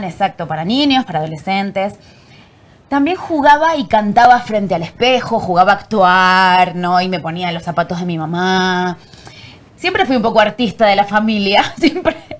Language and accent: Spanish; Argentina; moved away as an adult; now in Mexico; nací en Argentina y la verdad que mi infancia fue muy feliz